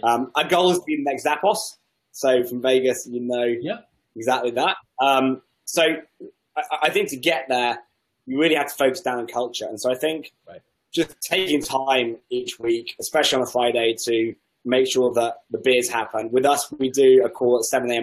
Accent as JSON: {"language": "English", "region": "England", "country": "United Kingdom", "said": "I'm English"}